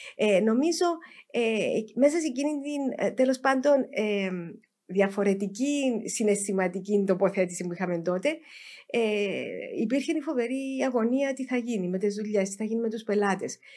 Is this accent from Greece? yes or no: no; Cyprus